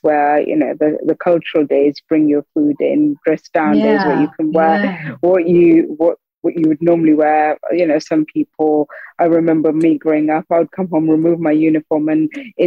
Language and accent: English; the Northeast, North East England, United Kingdom; I'd grown up, born and raised in the Northeast